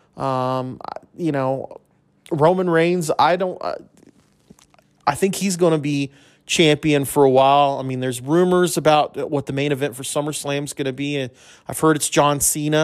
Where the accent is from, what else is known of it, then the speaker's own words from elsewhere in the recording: El Paso, Texas, United States; I grew up in El Paso, grew up a U T E P basketball fan